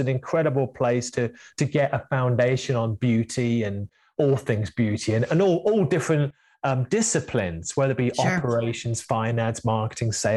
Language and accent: English; Northampton, East Midlands, United Kingdom; moved away as an adult; now in California, United States; my hometown in England, which is Northampton.